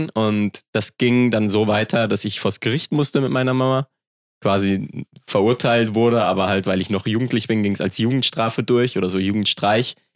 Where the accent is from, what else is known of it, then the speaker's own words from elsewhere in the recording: Germany; born there; Ich bin in Deutschland geboren, oft umgezogen. Ich musste immer mein Umfeld wechseln.